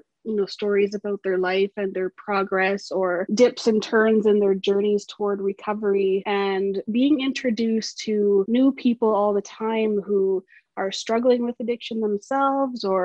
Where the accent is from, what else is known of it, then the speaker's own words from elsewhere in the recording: Brandon, Manitoba, Canada; now in Winnipeg, Canada; I'm originally from Brandon, Manitoba.